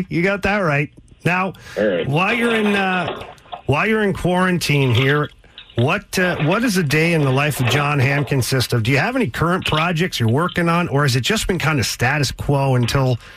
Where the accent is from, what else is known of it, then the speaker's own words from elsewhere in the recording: Canada; moved away as an adult; now in St. Louis, United States; I'm from Canada and I married a St. Louis girl. I now live in St. Louis